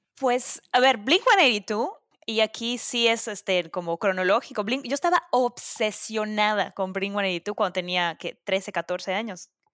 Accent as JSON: {"language": "Spanish", "town": "Mérida", "region": "Yucatán", "country": "Mexico", "moved": "as an adult", "lives_now": "New York City, United States", "said": "… y yo somos de Mérida"}